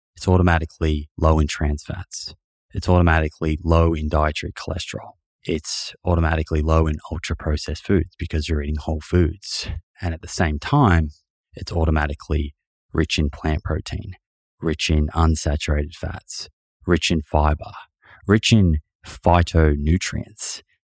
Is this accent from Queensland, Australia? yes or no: no; Melbourne, Victoria, Australia; my family, we were growing up in Melbourne, living in Melbourne